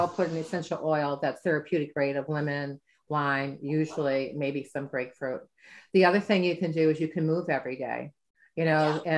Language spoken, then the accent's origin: English; Midwest, United States; I'm from the Midwest.